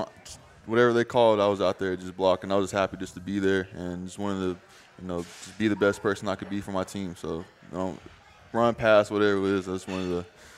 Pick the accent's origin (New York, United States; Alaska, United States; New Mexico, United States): New Mexico, United States; born there; also born or lived in Tennessee; No, so I was born in New Mexico.